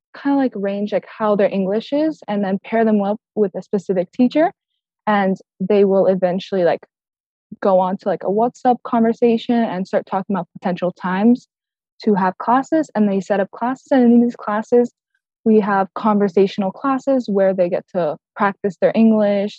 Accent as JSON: {"language": "English", "town": "Key Biscayne", "region": "Florida", "country": "United States", "tie": "born or raised there", "said": "I was born here in the United States from my two parents who immigrated from Brazil in 1998"}